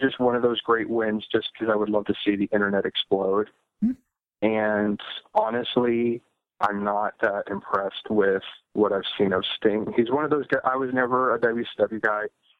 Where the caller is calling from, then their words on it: Ohio, United States; Hey, gentlemen … from Ohio.